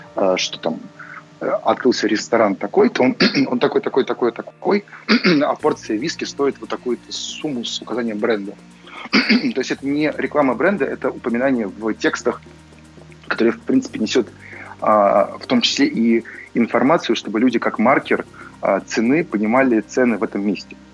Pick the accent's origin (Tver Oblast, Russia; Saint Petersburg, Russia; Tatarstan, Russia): Saint Petersburg, Russia; moved away; тот же самый Питер, хоть это и мой родной город